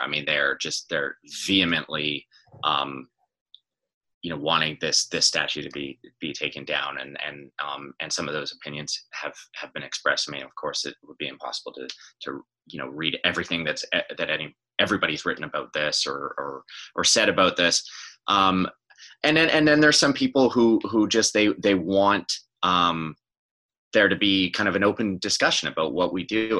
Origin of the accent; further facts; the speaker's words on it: West Coast, Canada; moved away as an adult; now in Toronto, Canada; I'm from the West Coast